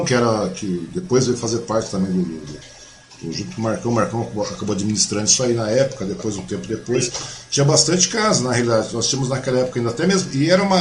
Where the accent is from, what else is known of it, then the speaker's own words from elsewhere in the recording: Mogi das Cruzes, São Paulo, Brazil; moved away; eu sou mogiano, eu nasci em Mogi